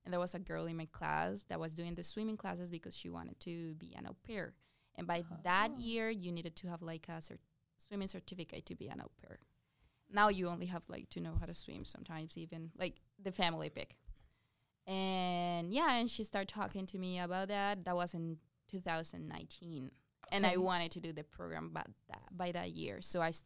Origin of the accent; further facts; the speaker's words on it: Medellín, Antioquia, Colombia; English is a second language; moved away as an adult; now in Iowa, United States; I'm from Colombia. I'm from Medellin